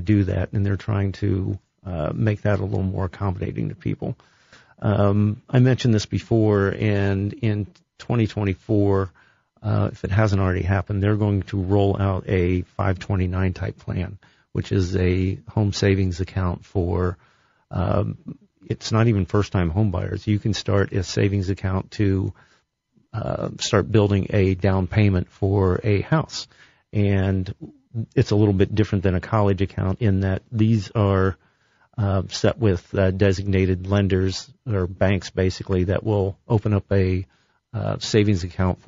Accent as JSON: {"language": "English", "town": "Columbus", "region": "Ohio", "country": "United States", "tie": "born or raised there", "said": "I grew up on the West Side."}